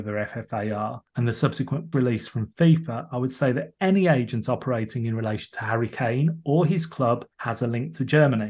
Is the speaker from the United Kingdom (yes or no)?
yes; England, United Kingdom; despite being English and residing in England